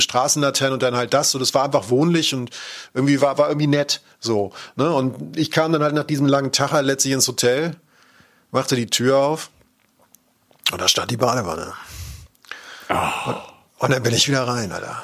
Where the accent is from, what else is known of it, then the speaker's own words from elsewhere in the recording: Cologne, North Rhine-Westphalia, Germany; als Kölner